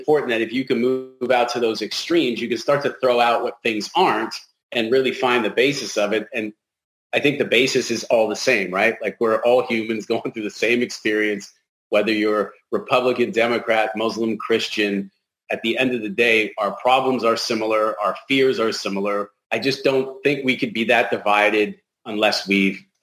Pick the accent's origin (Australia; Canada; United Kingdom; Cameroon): Canada; now in United States; So as a Canadian, I come down here